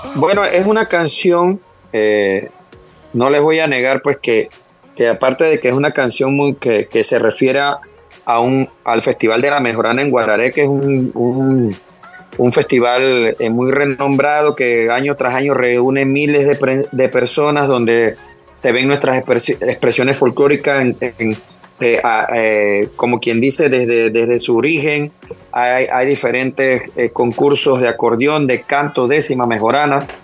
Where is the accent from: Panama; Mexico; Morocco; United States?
Panama; somos los panameños